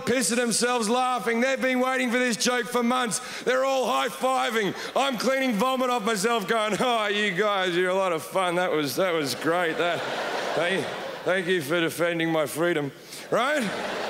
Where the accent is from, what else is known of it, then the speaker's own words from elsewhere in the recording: Australia; moved away as an adult; also born or lived in United Kingdom; now in Los Angeles, United States; I am an Australian. I lived in the UK for like 10 years. Now I live